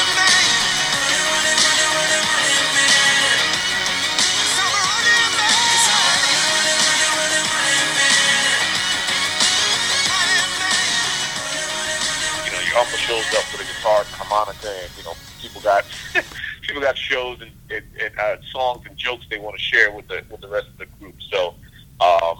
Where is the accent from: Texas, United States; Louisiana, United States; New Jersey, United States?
Louisiana, United States; moved away as an adult; also born or lived in Sacramento, United States; now in Los Angeles, United States; my family growing up in the South